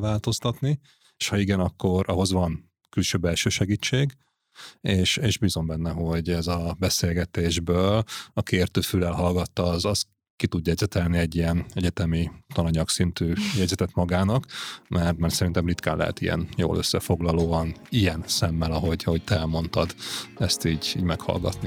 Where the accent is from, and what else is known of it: Hungary